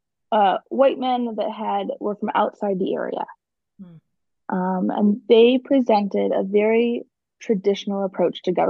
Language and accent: English; Rogue Valley, Oregon, United States; I grew up in the Rogue Valley.